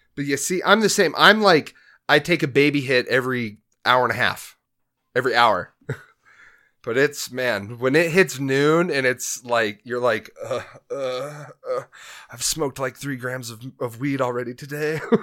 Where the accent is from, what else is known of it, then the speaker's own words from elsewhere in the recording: Grand Junction, Colorado, United States; also born or lived in Denver, Colorado; We moved from Denver up here to Junction when I was twelve